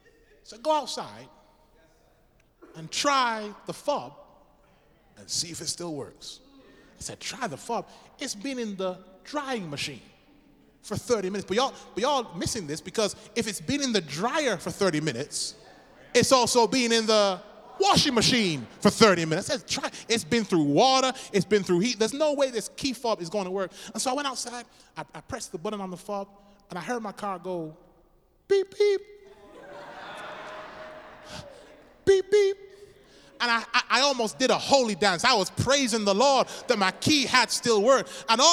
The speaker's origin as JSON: {"language": "English", "region": "England", "country": "United Kingdom", "said": "Said, I'm from England, don't have much money."}